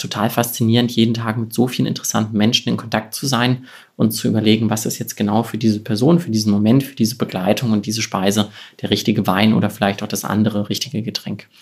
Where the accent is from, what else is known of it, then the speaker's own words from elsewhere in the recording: Cologne, North Rhine-Westphalia, Germany; moved away as an adult; also born or lived in Wiesbaden / Rheingau; damals noch in Köln in meiner Heimat